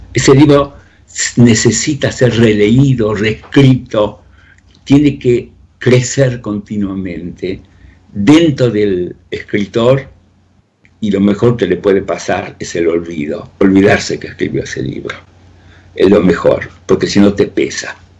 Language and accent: Spanish; Río Ceballos, Córdoba, Argentina; moved away as an adult; also born or lived in Soviet Union / France / Spain; desde mi adolescencia, vividas allí en Río Ceballos